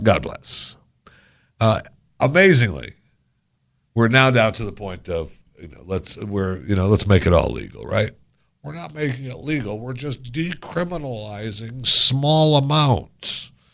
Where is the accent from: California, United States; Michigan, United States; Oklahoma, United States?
Michigan, United States; moved away; also born or lived in Florida; I grew up in Michigan